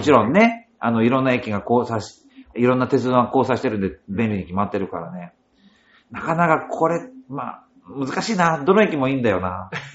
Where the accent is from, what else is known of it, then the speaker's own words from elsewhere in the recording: Noto Peninsula, Ishikawa, Japan; moved away as an adult; also born or lived in Tokyo; now in Urayasu, Japan; 出身は石川県の能登半島出身です